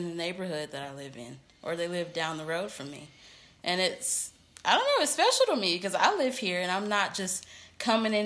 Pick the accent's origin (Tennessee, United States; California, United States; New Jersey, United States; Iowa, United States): Tennessee, United States; Memphis; moved away as an adult; now in Knoxville, United States; I'm originally from Memphis, Tennessee. Right. Now I live in Knoxville